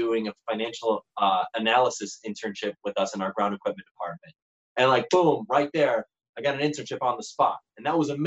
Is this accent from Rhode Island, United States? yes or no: no; Chicago, Illinois, United States; moved away as an adult; also born or lived in St. George, Utah; I'm originally from the Chicagoland area.